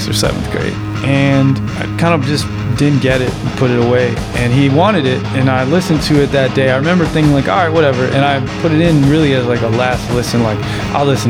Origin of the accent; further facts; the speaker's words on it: Chicago, Illinois, United States; I grew up in Hyde Park, which is really racially diverse, culturally diverse